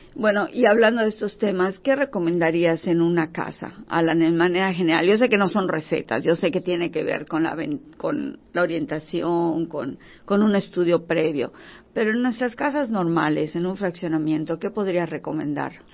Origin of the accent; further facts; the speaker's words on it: Yucatán, Mexico; nosotros que somos yucatecos